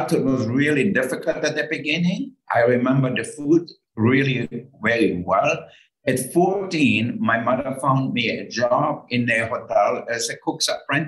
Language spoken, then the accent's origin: English; Austria; moved away; I grew up in Austria and totally in the countryside.